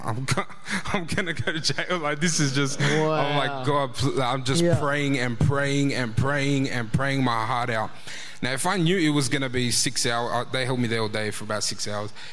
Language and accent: English; Australia; I'm fully Australian